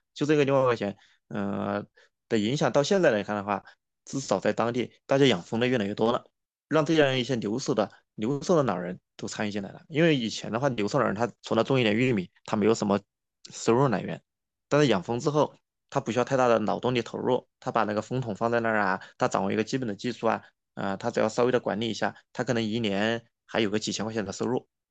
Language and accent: Chinese; Yichang, Hubei, China; 我的家乡在湖北宜昌，呃，其实大家不知道听过没有啊？就是中央电视台有一个节目叫《北纬三十度》。哎，我们其实正好处在那个北纬三十度线上。但是我的家乡这边它正好有一条河叫，呃，清江，它其实是长江的一条支流嘛。然后宜昌它本来也长江也过宜昌，然后我就在宜昌边上，是宜昌，宜昌的一个县城叫长阳